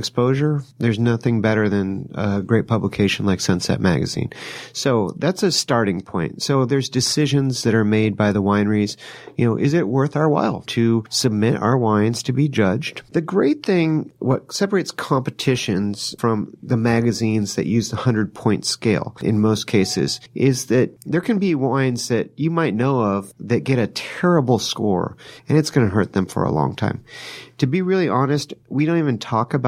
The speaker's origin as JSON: {"language": "English", "area": "Sonoma County", "region": "California", "country": "United States", "tie": "born or raised there", "said": "I was born and raised in Sonoma County"}